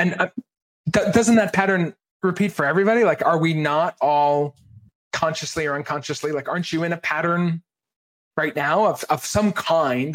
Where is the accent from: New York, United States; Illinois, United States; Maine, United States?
Maine, United States; I grew up in Maine